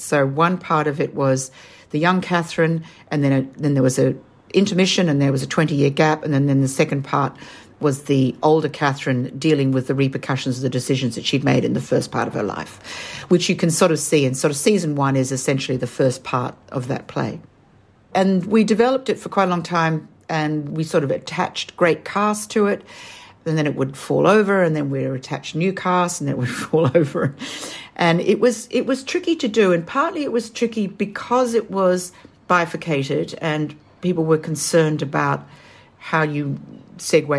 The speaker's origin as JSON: {"language": "English", "country": "Australia", "accent": "Australian", "said": "as you can tell from my accent, I'm Australian."}